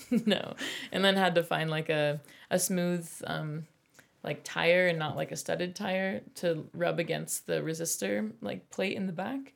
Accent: Polson, Montana, United States; also born or lived in Idaho; I grew up most of my life in Montana, up in the Northwest, um, Polson, outside Glacier National Park

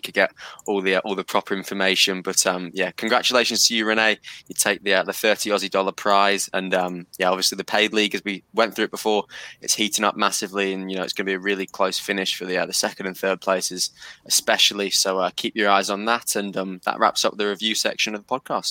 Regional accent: England, United Kingdom; As an Englishman

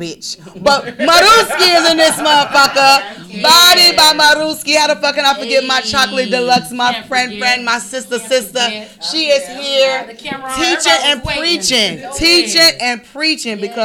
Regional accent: Chicago, Illinois, United States; moved away as an adult; I'm originally from Chicago. Moved here in 2014

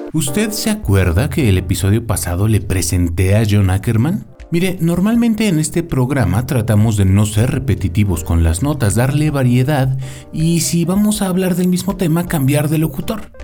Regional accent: Mexico; aquí en mi país de origen

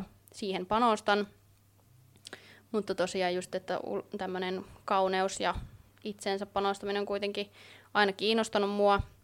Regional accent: Oulu, North Ostrobothnia, Finland; Oon täältä Oulusta kotoisin

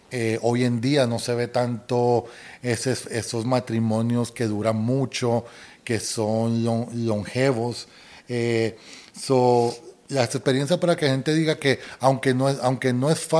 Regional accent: Colombia; accent: Colombian; si hablas de acento, a mí me dicen que yo ya no tengo el acento colombiano

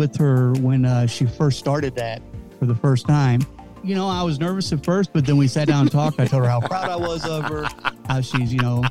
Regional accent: Kentucky, United States; I'm from Kentucky

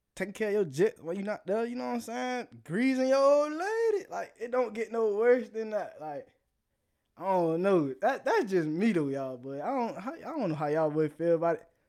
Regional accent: South Florida, United States; I'm from South Florida, so, you know, vibing what we do. That's all we do down there

